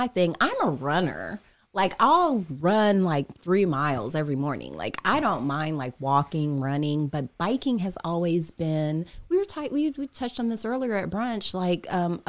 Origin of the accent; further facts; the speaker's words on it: Indiana, United States; I'm from Indiana. I'm not used to riding a bike on a hill.